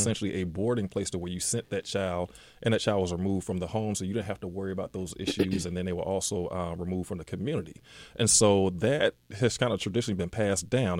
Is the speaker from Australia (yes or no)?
no; Decatur, Georgia, United States; also born or lived in Atlanta / Stone Mountain; grew up in Decatur